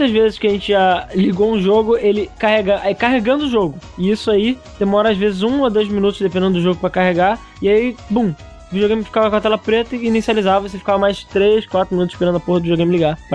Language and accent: Portuguese; Rio de Janeiro, Brazil; Eu, eu sou do Rio, eu ligava para São Paulo.